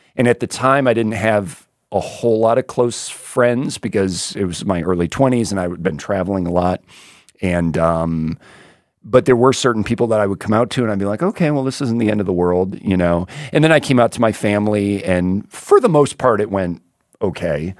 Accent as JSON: {"language": "English", "town": "Vero Beach", "region": "Florida", "country": "United States", "tie": "born or raised there", "said": "I grew up in Little Vera Beach, Florida"}